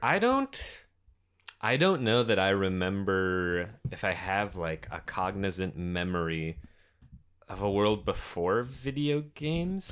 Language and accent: English; Detroit, Michigan, United States; our suburban Detroit basement.